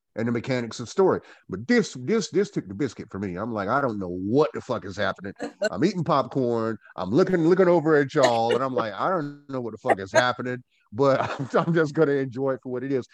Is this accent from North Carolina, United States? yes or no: yes; Goldsboro, North Carolina, United States; moved away as an adult; now in Winston-Salem, United States; I am from Goldsboro, North Carolina, born and bred Goldsboroian